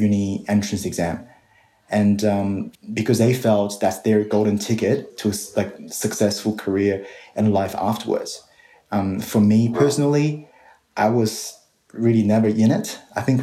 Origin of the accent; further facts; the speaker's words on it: Tianjin, China; English is a second language; moved away as an adult; now in Sydney, Australia; I was actually born and raised in China and went through their whole entire K-12 system